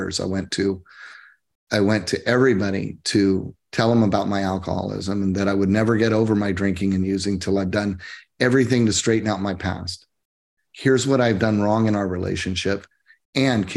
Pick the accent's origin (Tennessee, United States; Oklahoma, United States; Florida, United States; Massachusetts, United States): Oklahoma, United States; moved away as an adult; now in Coachella Valley, United States; I came from Oklahoma. I grew up in the Bible Belt.